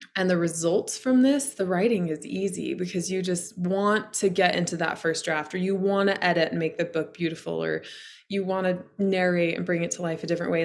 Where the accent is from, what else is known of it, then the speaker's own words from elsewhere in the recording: Idaho, United States; also born or lived in Colorado; now in Montana, United States; I live in the Montana mountains. I grew up in Idaho. I've lived in Colorado.